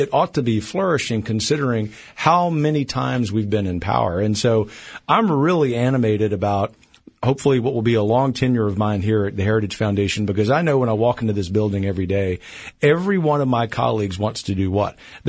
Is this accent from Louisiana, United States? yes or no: yes; Louisiana, United States; I grew up in a poor family in Louisiana